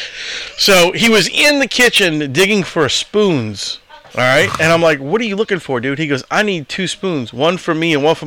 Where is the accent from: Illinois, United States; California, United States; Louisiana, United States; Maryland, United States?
Louisiana, United States; Marrero; if I tell somebody I'm from Marrero, they're like, where the fuck's that?